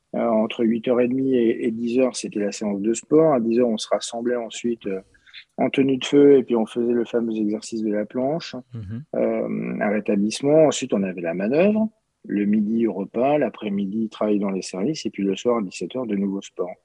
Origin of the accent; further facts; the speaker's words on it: Paris, Île-de-France, France; moved away as an adult; now in Châteaurenard, France; je suis un Parisien, vrai Parisien, né à Paris, scolarisé à Paris